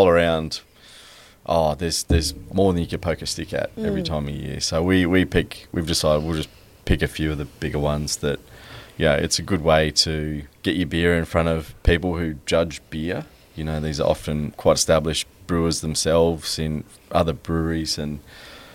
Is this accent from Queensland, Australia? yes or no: yes; Brisbane, Queensland, Australia; also born or lived in Sunshine Coast; we grew up in Brisbane, in the north side of Brizzy.